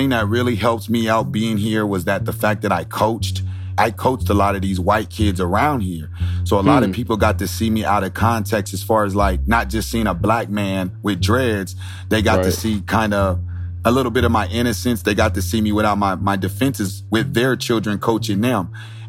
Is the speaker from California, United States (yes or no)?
yes; San Diego, California, United States; when I came from San Diego, I didn't know what racism was until I got to Nebraska.